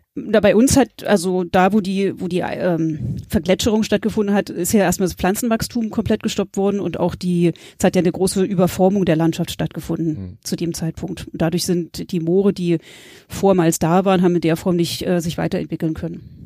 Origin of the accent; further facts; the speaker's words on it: Berlin, Germany; moved away as an adult; also born or lived in Greifswald / Mecklenburg-Vorpommern; ich komme ursprünglich aus Berlin, habe mein Abi in Berlin gemacht